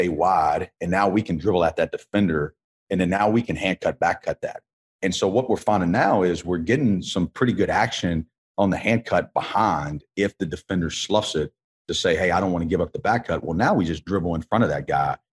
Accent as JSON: {"language": "English", "town": "Columbia", "region": "South Carolina", "country": "United States", "tie": "born or raised there", "said": "I grew up in Columbia."}